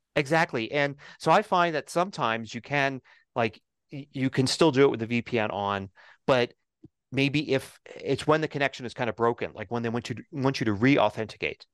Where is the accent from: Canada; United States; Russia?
United States; Denver, Colorado; set it to my hometown, set it to Denver